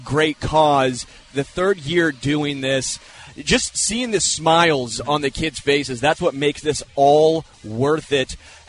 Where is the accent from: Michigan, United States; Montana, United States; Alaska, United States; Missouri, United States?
Missouri, United States; Kansas City; I grew up here in Kansas City